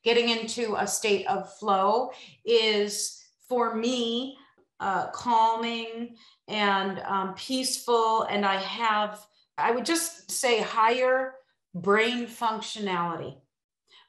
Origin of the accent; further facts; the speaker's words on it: Illinois, United States; I'm from Illinois